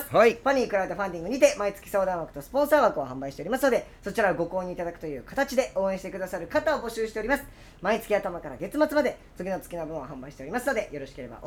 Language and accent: Japanese; Osaka, Japan; はい、であのー、でそのタイミングでちょうど大阪帰ってて、